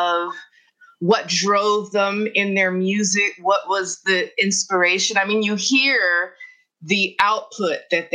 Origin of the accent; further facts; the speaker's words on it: New York City, New York, United States; I grew up in the Bronx with parents who were very interested in music